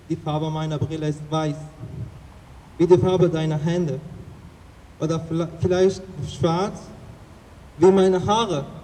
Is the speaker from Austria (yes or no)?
no; Afghanistan; ich komme aus Afghanistan.